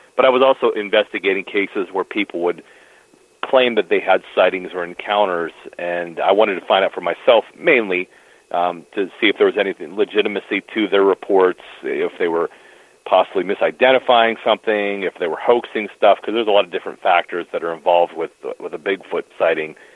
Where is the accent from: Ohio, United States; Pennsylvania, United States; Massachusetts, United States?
Pennsylvania, United States; here in Pennsylvania, my home state